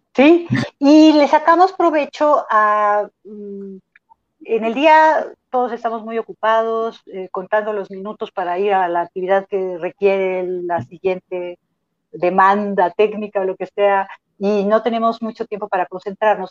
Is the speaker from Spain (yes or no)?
no; Mexico